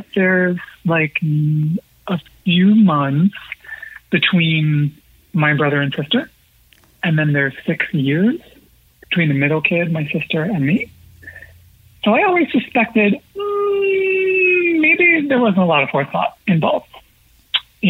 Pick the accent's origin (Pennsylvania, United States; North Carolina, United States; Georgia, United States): Pennsylvania, United States; now in New York City, United States; I grew up in the middle of the woods in Pennsylvania